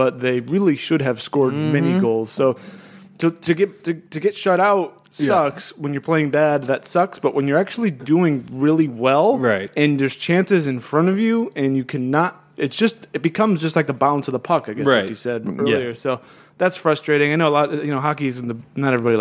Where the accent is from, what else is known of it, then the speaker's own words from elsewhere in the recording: Tampa, Florida, United States; we're from Tampa